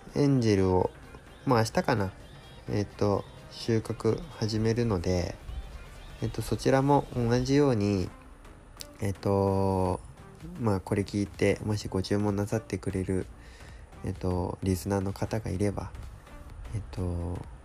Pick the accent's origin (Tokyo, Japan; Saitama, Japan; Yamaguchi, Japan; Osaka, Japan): Saitama, Japan; now in Yamanashi, Japan; 自分の地元の方埼玉とか東京とかそっちの方